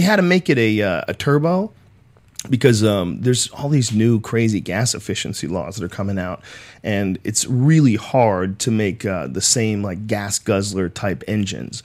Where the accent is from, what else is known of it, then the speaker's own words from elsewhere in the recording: Newton, Massachusetts, United States; also born or lived in Jamaica Plain, Boston; I grew up in Newton, in Newton, uh, Upper Falls